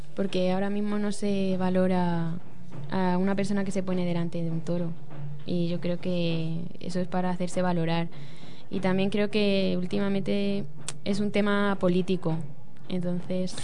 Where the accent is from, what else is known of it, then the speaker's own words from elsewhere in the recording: Toledo, Castilla-La Mancha, Spain; soy de Toledo